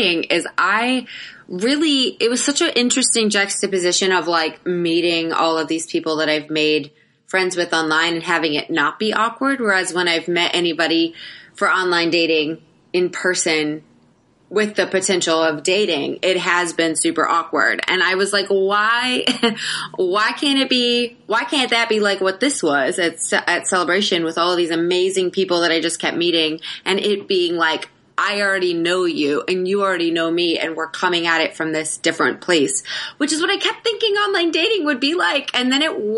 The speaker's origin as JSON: {"language": "English", "region": "Florida", "country": "United States", "tie": "born or raised there", "also_born_or_lived": "Atlanta, Georgia / Bethlehem, Georgia / Live Oak, Florida", "said": "we moved to Florida. And my dad got appointed at a church, like a small church in Live Oak, very, very tiny country town. And he was a pastor until I was in the third grade. So we lived in like these little country church towns for till third grade."}